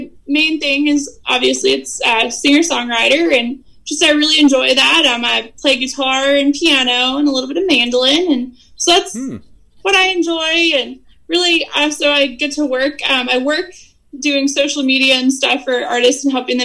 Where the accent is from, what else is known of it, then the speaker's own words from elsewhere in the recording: Elizabeth City, North Carolina, United States; now in Nashville, United States; I am from Elizabeth City, North Carolina originally, but I now reside in Nashville, Tennessee